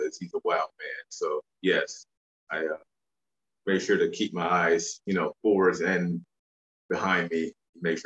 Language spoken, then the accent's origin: English; Memphis, Tennessee, United States; I grew up in the Mecca of Mid-South wrestling. So I spent my young childhood going to the Mid-South Coliseum, watching all the Memphis legends